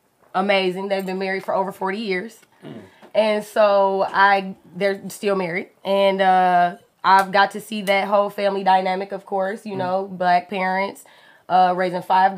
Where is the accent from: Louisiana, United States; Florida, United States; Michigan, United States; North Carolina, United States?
Michigan, United States; Detroit; So, I'm from Detroit. I lived in Detroit my entire life, but I went to suburban schools, yeah, Westside, but we actually lived on the east side.